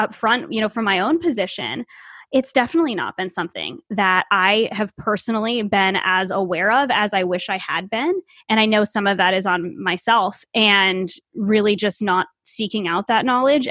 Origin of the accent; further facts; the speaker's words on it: Northeast, United States; I live in the Northeast. I grew up in the Northeast, and I grew up in an area that's not very diverse at all.